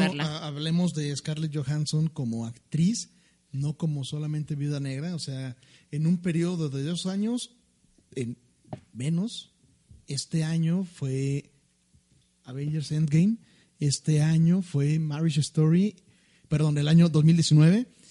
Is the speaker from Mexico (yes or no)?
yes; Mexico; como mexicanos